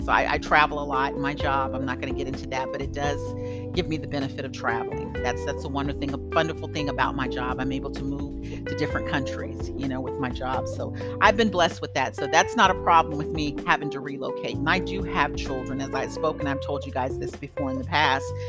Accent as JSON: {"language": "English", "country": "United States", "also_born_or_lived": "Germany", "moved": "yes", "said": "I'm from the States"}